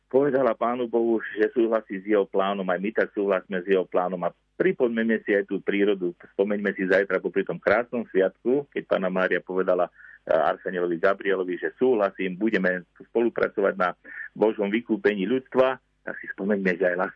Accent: Liptovské Revúce, Žilina Region, Slovakia

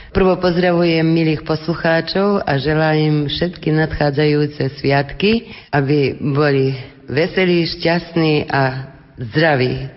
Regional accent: Kovačica, Vojvodina, Serbia; my sme Slováci v Srbsku

